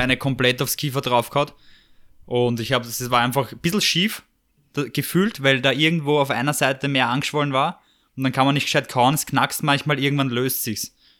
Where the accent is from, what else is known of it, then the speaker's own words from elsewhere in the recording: Vienna, Austria; wenn du in Wien aufwachst